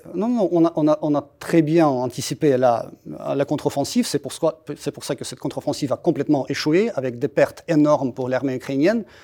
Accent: Russia; French is a second language; moved away as an adult; now in France; en tant que Russe, j'ai vécu ça personnellement

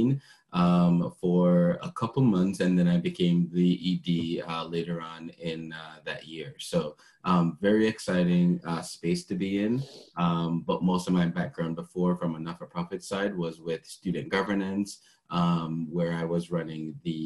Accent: Jamaica; now in Canada; So I moved from Jamaica to be here in Canada to pursue culinary arts.

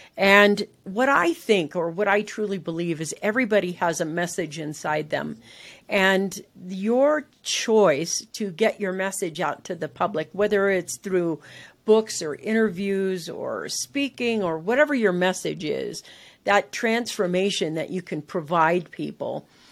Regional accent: San Francisco, California, United States; I literally was living in San Francisco. That's where, you know, I grew up in California

